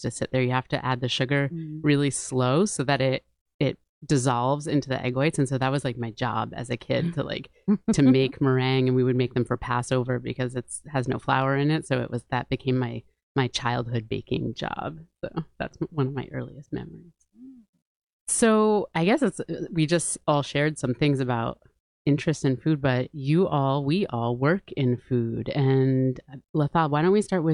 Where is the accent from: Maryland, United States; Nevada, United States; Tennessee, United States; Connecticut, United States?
Connecticut, United States; New Haven; I grew up in New Haven, and I'm first generation here